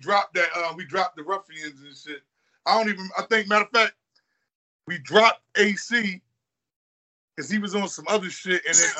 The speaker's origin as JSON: {"language": "English", "town": "Philadelphia", "region": "Pennsylvania", "country": "United States", "said": "I'm from Silver Street"}